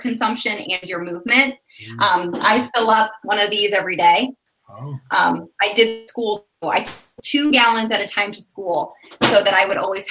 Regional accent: Florida, United States; now in Indiana, United States; I was born in Florida

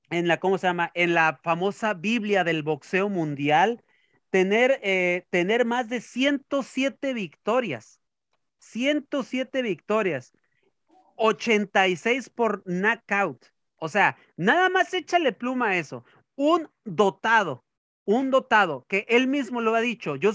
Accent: Mexico; Y que eso nos demuestra nosotros como mexicanos que a pesar de las vicisitudes también podemos salir del fango

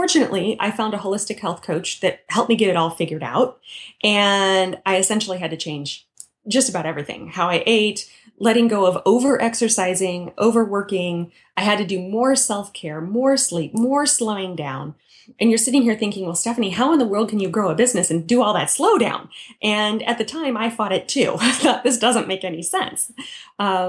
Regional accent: Midwest, United States; I grew up in the Midwest

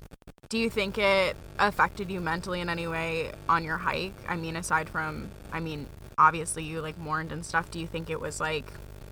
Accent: Maine, United States; now in North Carolina, United States; I was like, I'm from Maine. It's not cold in the South.

